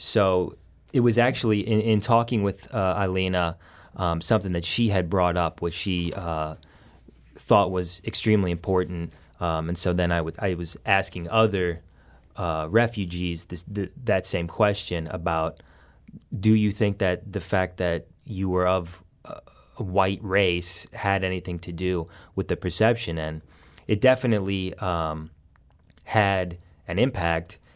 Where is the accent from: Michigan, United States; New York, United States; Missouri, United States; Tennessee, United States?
Missouri, United States; Saint Charles; moved away as an adult; now in Affton, United States; I'm from Saint Charles originally